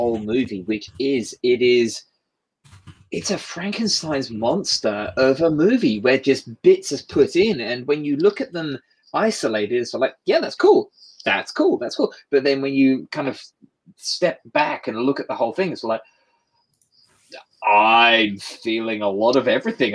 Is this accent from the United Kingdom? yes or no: yes; United Kingdom; I get that as a British person